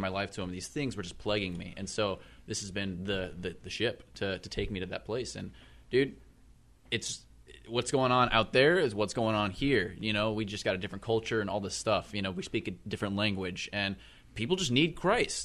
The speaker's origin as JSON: {"language": "English", "region": "Missouri", "country": "United States", "said": "I'm from Missouri."}